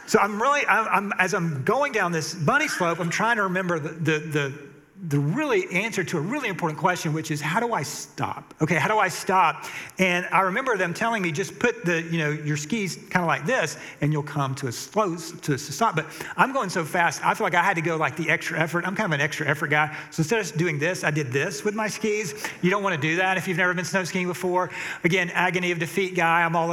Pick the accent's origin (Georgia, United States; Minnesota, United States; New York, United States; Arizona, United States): Georgia, United States; Atlanta; I'm from Atlanta